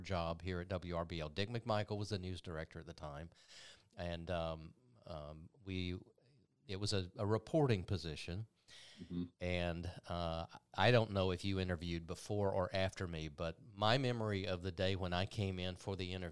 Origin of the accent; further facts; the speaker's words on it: LaFayette, Georgia, United States; now in Columbus, United States; my hometown in Lafayette, Georgia